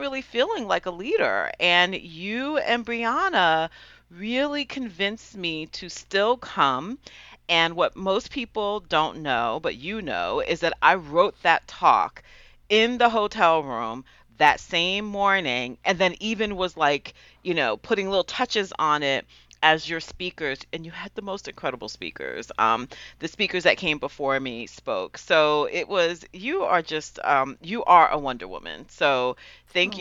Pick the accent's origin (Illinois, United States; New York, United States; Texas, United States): New York, United States; Westchester County; Westchester County, which is where I grew up in New York